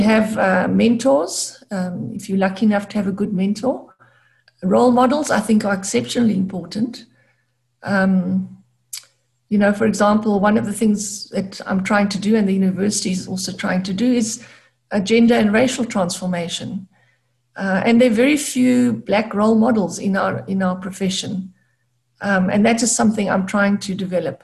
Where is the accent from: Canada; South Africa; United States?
South Africa; Gqeberha, Eastern Cape; I grew up in Gqeberha, or Port Elizabeth as it was formerly known, a smallish town.